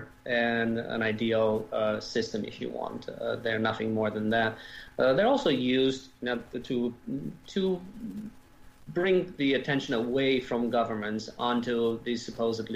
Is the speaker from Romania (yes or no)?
yes; Romania; also born or lived in Germany / Canada / United States; now in Europe; I was born and raised in Romania. We immigrated as a family to Germany in 1981, and to Canada in 1985.